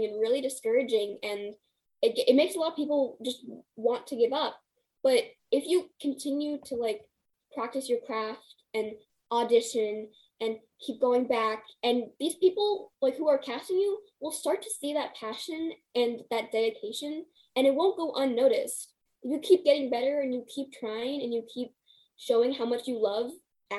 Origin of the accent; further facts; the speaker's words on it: California, United States; I'm just a California girl